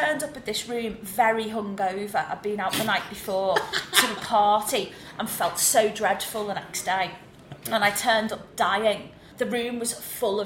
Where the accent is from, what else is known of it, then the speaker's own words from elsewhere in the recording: New Brighton, North West England, United Kingdom; accent: Scouse; moved away; I grew up in a place called New Brighton, which is in the Wirral, which is near Liverpool. So I'm not actually a true Scouser. I know I sound it